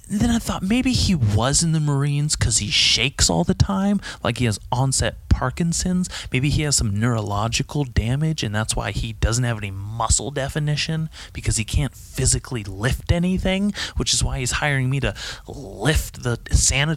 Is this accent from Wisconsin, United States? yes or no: no; California, United States; I grew up in California